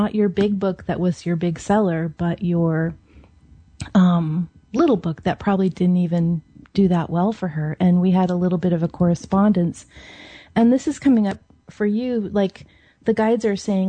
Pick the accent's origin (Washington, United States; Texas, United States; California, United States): Washington, United States; Seattle; I grew up in Seattle